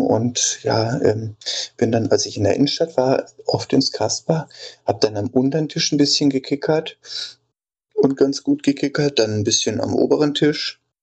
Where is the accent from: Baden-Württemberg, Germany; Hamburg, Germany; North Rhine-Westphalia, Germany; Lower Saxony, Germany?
Baden-Württemberg, Germany; Denzlingen; in Denzlingen, wo ich herkomme, das ist so zehn Kilometer nördlich von Freiburg